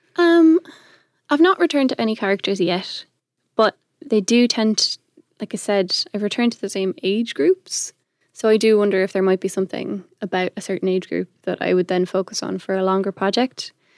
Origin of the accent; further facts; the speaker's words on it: Ireland; also born or lived in Belgium; I'm not originally from Ireland, I'm a Belgian citizen, but we moved here when I was five. So I'm like Irish by formation